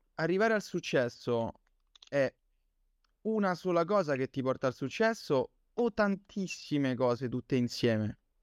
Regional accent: Campobasso, Molise, Italy; siamo concittadini

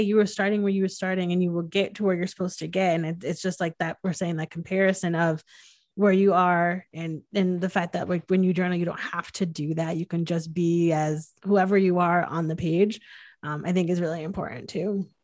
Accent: Connecticut, United States; I'm from Connecticut

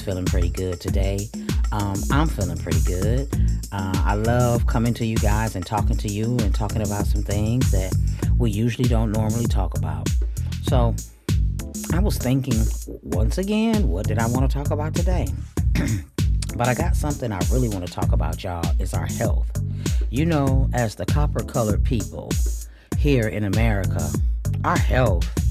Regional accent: Michigan, United States; I'm from Michigan

